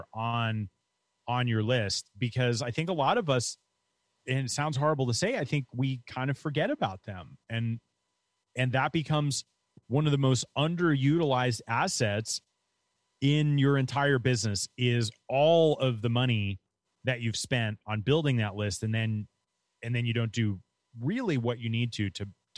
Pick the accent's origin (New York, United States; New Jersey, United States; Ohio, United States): New York, United States; moved away as an adult; also born or lived in Florida; I grew up in New York and I went to Florida to go to college.